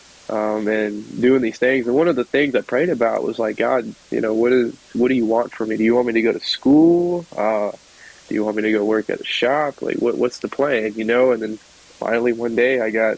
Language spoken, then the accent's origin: English; Warner Robins, Georgia, United States; born or raised there; also born or lived in Statesboro, Georgia